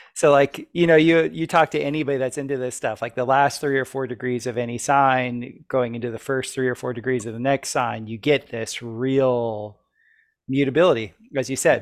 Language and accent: English; South Florida, United States; when I was growing up in South Florida